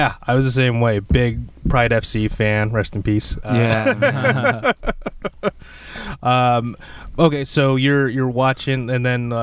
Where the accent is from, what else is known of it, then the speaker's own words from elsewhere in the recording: Orange, California, United States; I'm from Orange, just right next to it